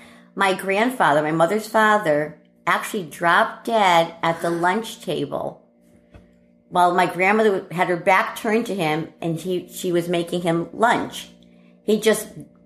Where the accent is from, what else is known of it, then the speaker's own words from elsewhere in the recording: Stratford, Connecticut, United States; moved away; also born or lived in Bridgeport, Connecticut; I grew up, I was born in Bridgeport, Connecticut. And when I was 4 years old, we moved to Stratford, Connecticut